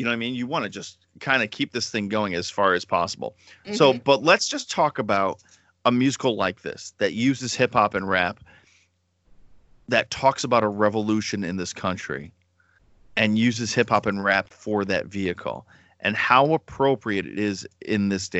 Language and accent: English; United States; as a white male in America